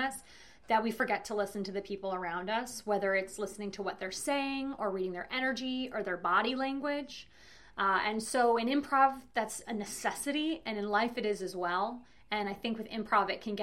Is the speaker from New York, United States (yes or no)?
yes; New York City, New York, United States; moved away as an adult; also born or lived in Orlando; I grew up in New York City. And then I moved to Orlando after college.